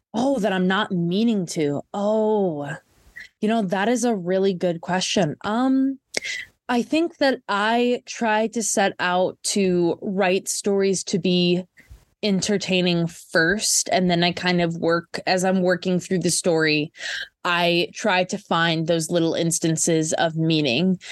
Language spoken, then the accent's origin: English; Minnesota, United States; I'm from Minnesota